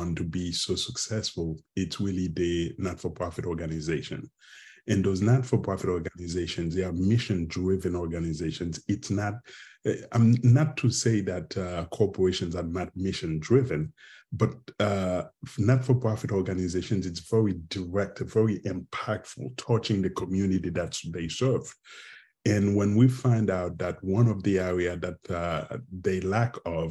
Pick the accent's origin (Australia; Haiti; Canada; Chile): Haiti; moved away as an adult; also born or lived in Mexico / Pittsburgh, Pennsylvania / Cambridge, Massachusetts; now in McKinney, United States; I'm from Haiti originally, and been out of Haiti for the past, 30 plus years.